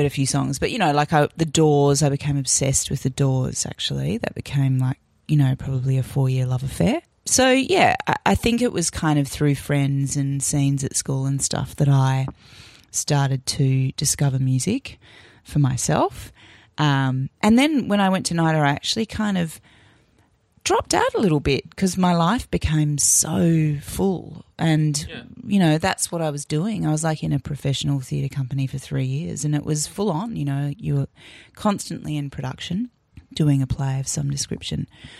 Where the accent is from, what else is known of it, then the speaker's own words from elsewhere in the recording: Adelaide, South Australia, Australia; moved away as an adult; also born or lived in Melbourne / New Zealand; now in Sydney, Australia; And when I was about three, we moved to Adelaide. And I grew up in Adelaide. And then I got into NIDA and came to Sydney when I was about 18, 19.